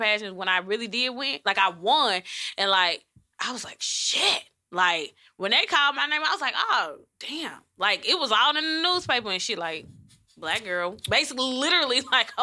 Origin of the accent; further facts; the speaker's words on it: Madison, United States; Growing up in Madison